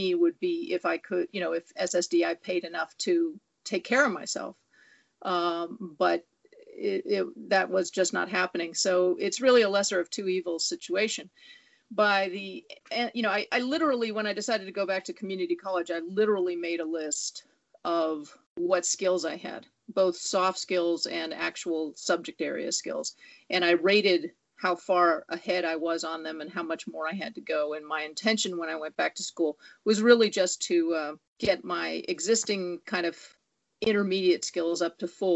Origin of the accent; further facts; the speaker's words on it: Southern California, United States; also born or lived in Bay Area, California; now in Los Angeles, United States; I was born and raised in Southern California